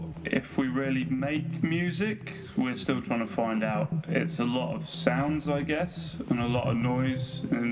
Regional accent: Nuneaton, West Midlands, United Kingdom; I'm not from Reading. I was born in Nuneaton

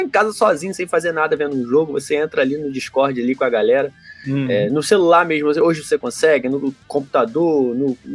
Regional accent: Santos, São Paulo, Brazil; now in Curitiba, Brazil; sou de Santos, mas estou desde 2005 em Curitiba.

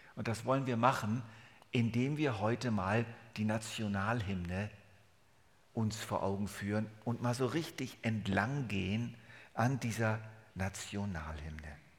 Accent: Germany; accent: Hochdeutsch; moved away as an adult; now in Switzerland; 29 Jahre Deutschland, 42 Jahre Schweiz, das ist mein Leben.

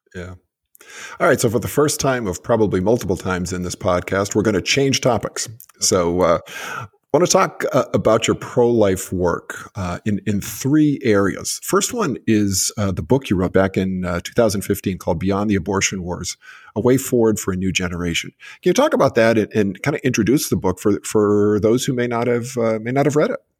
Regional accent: Massachusetts, United States; Massachusetts, too, my home state

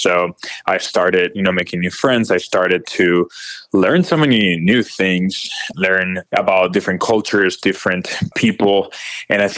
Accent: Nicaragua; moved away as an adult; now in Miami, United States; I am originally from Nicaragua. So I was born and raised there in a very Catholic household when, growing up, and I was there until I was 19

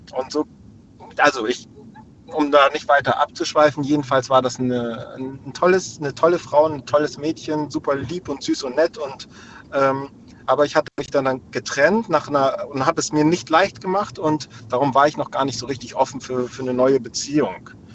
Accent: Hamburg, Germany; also born or lived in Lübeck; Ich bin in Hamburg aufgewachsen, nee, in Lübeck geboren und in Hamburg aufgewachsen.

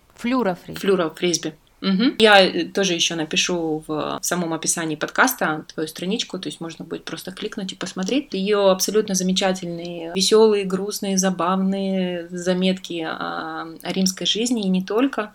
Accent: southern Russia, Russia; now in Italy; у нас на юге

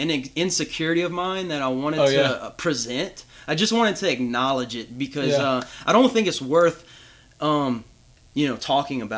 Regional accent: Louisiana, United States; accent: thick Louisiana

